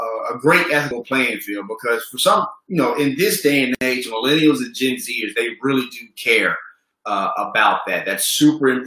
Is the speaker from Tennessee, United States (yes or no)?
yes; Memphis, Tennessee, United States; growing up in Memphis, Tennessee